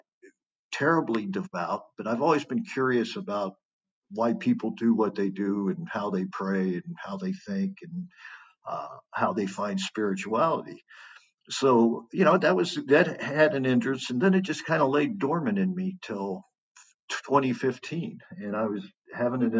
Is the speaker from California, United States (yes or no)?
no; Kansas City, Missouri, United States; I'm from the Midwest, from Kansas City. It was dear to me home there.